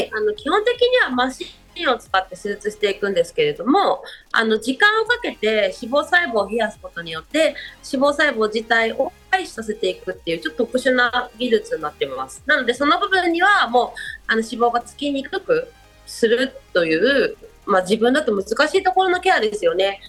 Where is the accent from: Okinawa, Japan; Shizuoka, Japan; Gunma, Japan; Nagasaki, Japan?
Shizuoka, Japan; 私も小学校の五年生から静岡なんですよ。